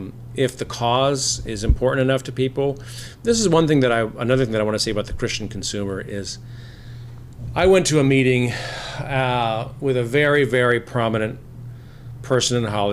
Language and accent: English; Japan; moved away as an adult; I grew up in Japan. My parents were missionaries in Japan, so I lived there till I was 18.